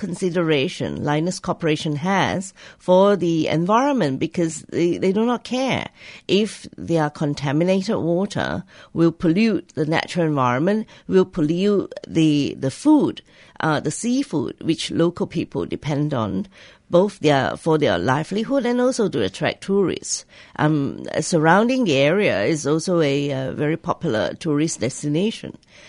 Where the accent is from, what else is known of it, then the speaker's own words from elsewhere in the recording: Kuantan, Pahang, Malaysia; But it is still bad in that it gave Kuantan, as my hometown, a very bad reputation.